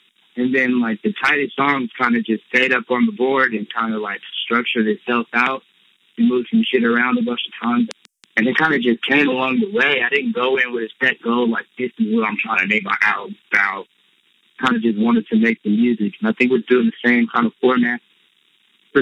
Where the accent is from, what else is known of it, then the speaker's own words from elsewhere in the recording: Compton, California, United States; moved away as an adult; also born or lived in Los Angeles; growing up in Compton